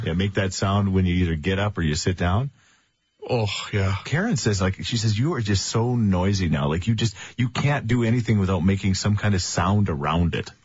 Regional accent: Thorsby, Alberta, Canada; out in Thorsby. Yes, my hometown

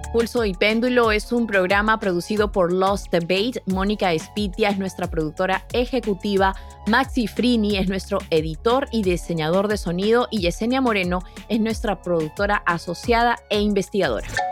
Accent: Peru; now in United States; cuando yo estudiaba historia universal en el Perú

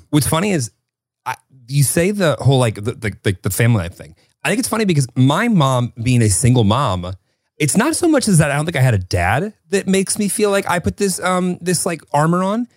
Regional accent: Northern Illinois, United States; moved away as an adult; also born or lived in Kentucky; I grew up in Northern Illinois and I went to school in Kentucky

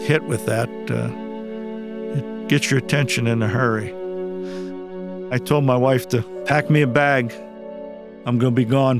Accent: Allegheny County, Pennsylvania, United States; I grew up in Allegheny County in the state of Pennsylvania. In my younger days, your father in that area at that time either worked in the coal mines or worked in the steel mills.

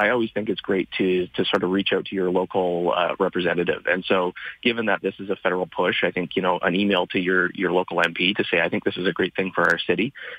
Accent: Calgary, Alberta, Canada; I grew up in Glamorgan.

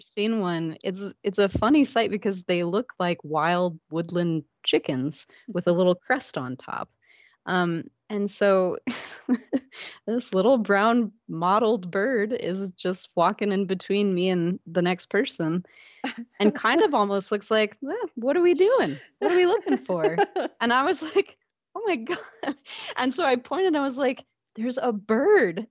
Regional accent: Iowa, United States; also born or lived in Minnesota / Alaska / Louisiana; now in Maple Grove, United States; I actually grew up in Iowa, about three hours south of here.

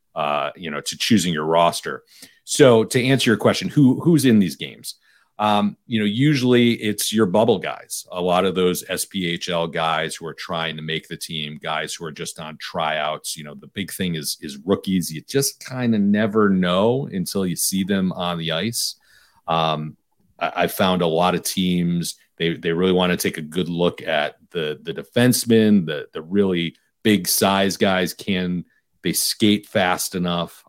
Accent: Detroit, Michigan, United States; I'm a Detroit guy.

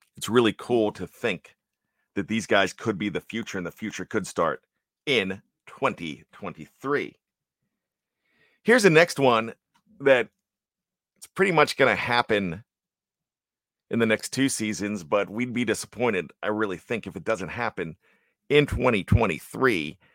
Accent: Johnstown, Pennsylvania, United States; growing up in Johnstown, P A, the flood city

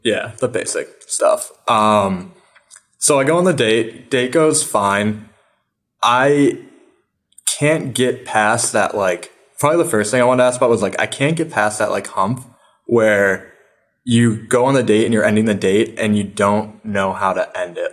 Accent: upstate New York, United States; now in New York City, United States; I'm from upstate New York

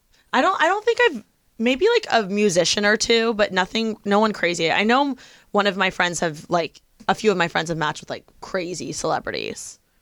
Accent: Midwest, United States; maybe it's because I'm from the Midwest

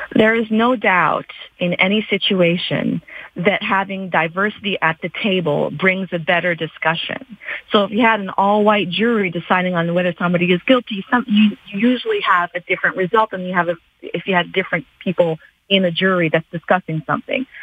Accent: Canada; a Canadian born and raised in this country

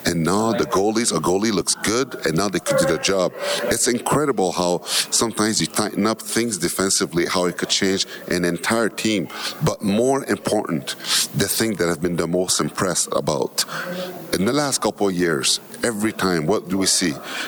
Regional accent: Montreal, Quebec, Canada; I grew up in Montreal

